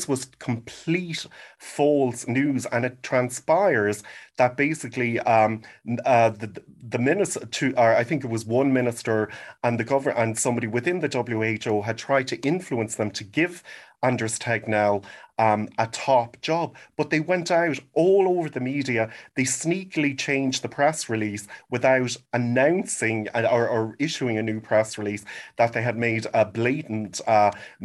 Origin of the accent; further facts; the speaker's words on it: Ireland; moved away as an adult; also born or lived in Sweden; I grew up in Ireland